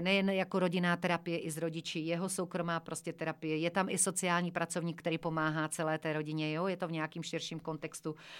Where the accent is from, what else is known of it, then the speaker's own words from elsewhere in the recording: Šumperk, Olomouc Region, Czechia; moved away; pocházím ze Šumperka, pocházím taky ze Sudet